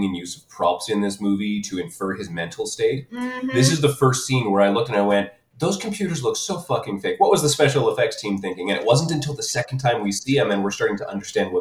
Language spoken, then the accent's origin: English; Canada; I'm Canadian